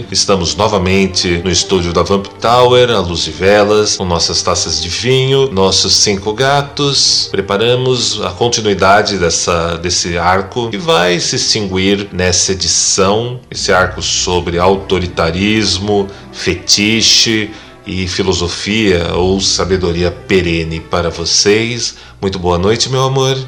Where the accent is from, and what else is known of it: São Paulo, Brazil